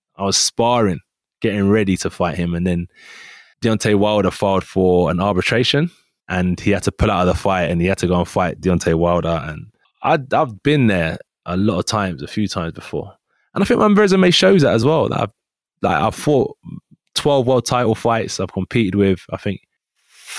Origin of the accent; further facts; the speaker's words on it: United Kingdom; we're both from Great Britain